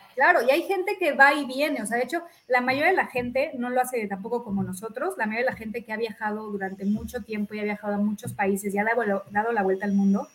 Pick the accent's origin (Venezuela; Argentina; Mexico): Mexico; todos los mexicanos